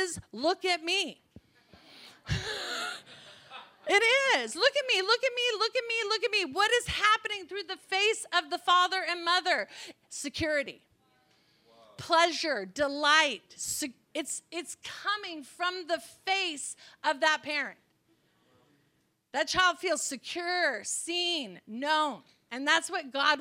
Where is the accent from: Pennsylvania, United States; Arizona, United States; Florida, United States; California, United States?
California, United States; I'm from California